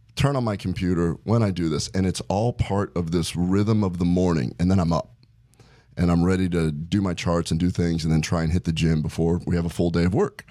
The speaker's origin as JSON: {"language": "English", "town": "Omaha", "region": "Nebraska", "country": "United States", "tie": "born or raised there", "said": "growing up in Omaha"}